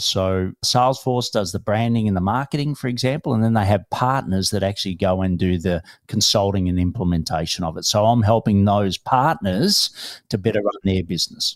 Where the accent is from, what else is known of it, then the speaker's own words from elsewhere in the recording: Melbourne, Victoria, Australia; I'm from Melbourne, Australia